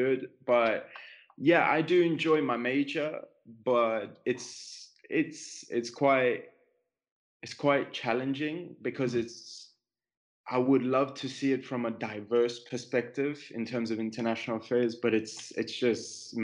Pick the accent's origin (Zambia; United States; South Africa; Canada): South Africa; Vereeniging, Gauteng; moved away as an adult; now in Rome, Italy; I was born in South Africa. I've lived most of my life until the end of high school in South Africa, and then I moved to what is now Rome, Italy.